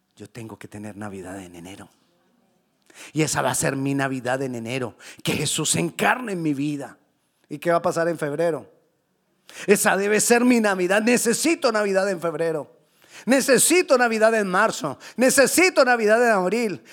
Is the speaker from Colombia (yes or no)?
yes; Colombia; yo soy colombiano